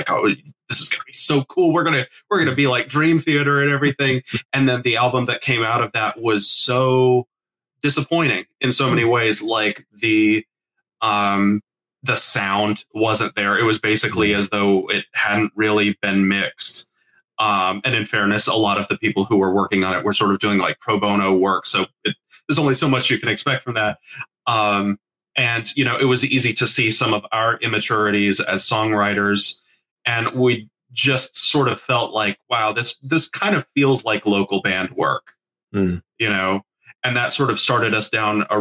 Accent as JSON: {"language": "English", "town": "Charlotte", "region": "North Carolina", "country": "United States", "said": "We're from Charlotte, North Carolina"}